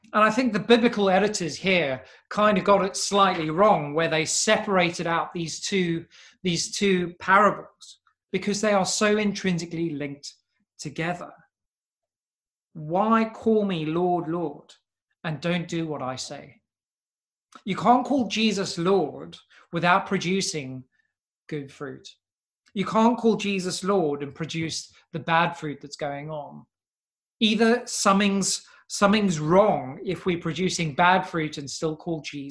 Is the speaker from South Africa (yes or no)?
yes; South Africa; when we were growing up in South Africa